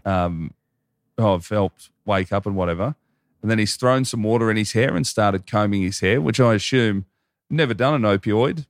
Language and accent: English; Hoppers Crossing, Victoria, Australia; I grew up in Hoppers, like, forty, forty-five minutes out of Melbourne